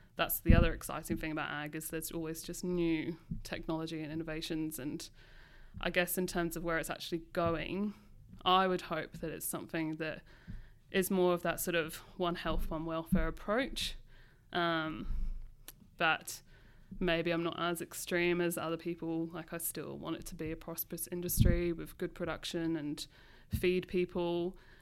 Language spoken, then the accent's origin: English; London, United Kingdom; now in Australia; growing up in London